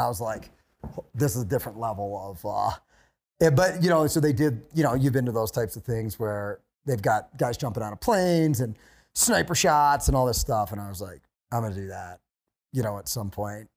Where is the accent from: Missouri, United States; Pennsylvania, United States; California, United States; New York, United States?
Pennsylvania, United States; moved away as an adult; also born or lived in West Virginia / Montana / North Idaho / Hawaii; I grew up in Pennsylvania, and then I went to college in West Virginia